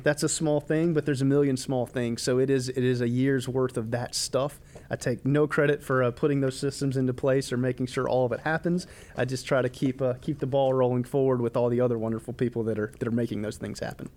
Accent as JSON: {"language": "English", "town": "Rock Hill", "region": "South Carolina", "country": "United States", "tie": "born or raised there", "said": "born and raised in Rock Hill"}